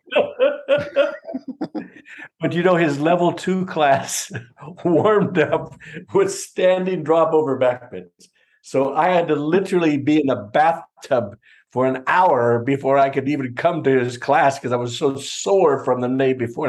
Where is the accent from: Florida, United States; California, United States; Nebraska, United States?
California, United States; I was from California